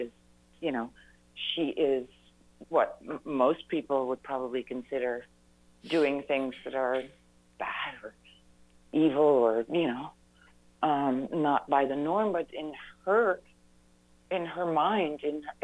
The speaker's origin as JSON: {"language": "English", "country": "Netherlands", "tie": "born or raised there", "moved": "as an adult", "lives_now": "United States", "said": "I was born and raised in the Netherlands"}